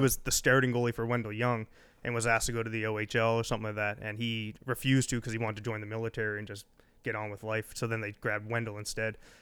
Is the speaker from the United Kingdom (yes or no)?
no; Eastern Shore, Nova Scotia, Canada; growing up in Eastern Shore.